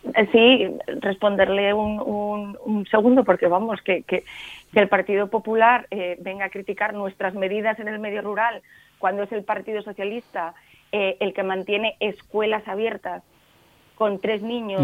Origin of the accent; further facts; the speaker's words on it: Cangas del Narcea, Asturias, Spain; yo soy de Cangas, del Narcea